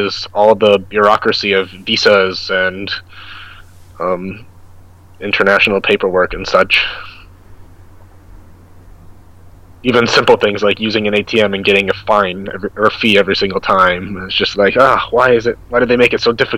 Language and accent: English; United States; moved away as an adult; now in South Korea; I'm American